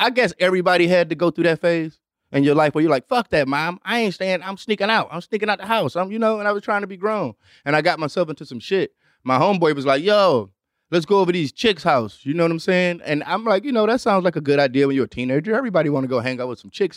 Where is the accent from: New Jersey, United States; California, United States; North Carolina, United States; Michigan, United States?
Michigan, United States; Detroit; i grew up on Devil's night